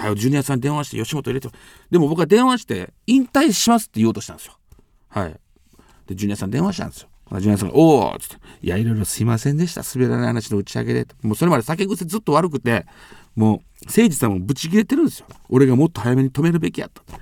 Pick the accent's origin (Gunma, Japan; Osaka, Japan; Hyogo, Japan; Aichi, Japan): Hyogo, Japan; Amagasaki; 地元尼崎で